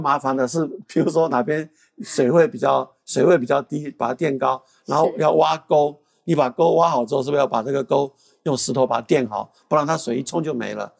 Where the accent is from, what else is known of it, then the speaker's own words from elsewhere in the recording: Taiwan; 作为一个台湾人